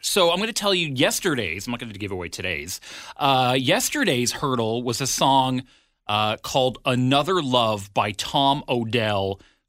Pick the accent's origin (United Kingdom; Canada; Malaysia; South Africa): Canada; Ottawa, Ontario; now in Vancouver Island, Canada; growing up in Ottawa.